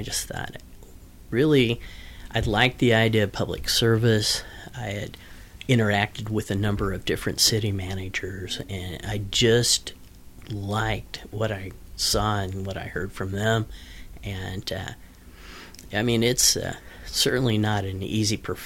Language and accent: English; Wichita, Kansas, United States; also born or lived in Topeka, Kansas / Larned, Kansas; I grew up in Topeka and Wichita.